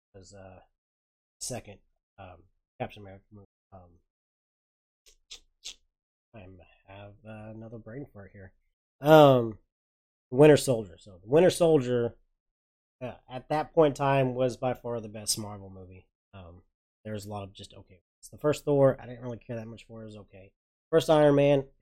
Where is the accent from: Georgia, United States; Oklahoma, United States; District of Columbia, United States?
Oklahoma, United States; also born or lived in Porter, Texas; I'm from Oklahoma